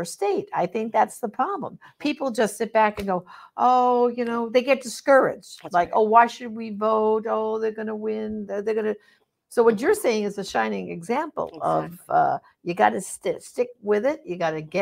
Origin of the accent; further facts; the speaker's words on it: New York, United States; moved away; I'm originally, tell by my accent, from New York